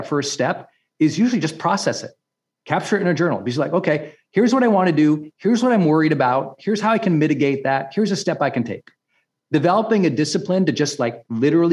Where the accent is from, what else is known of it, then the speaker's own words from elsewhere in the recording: Montana, United States; I'm from Montana